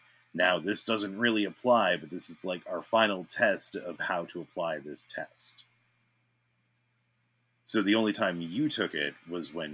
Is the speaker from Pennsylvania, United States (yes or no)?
no; Massachusetts, United States; growing up in Massachusetts with the MCAS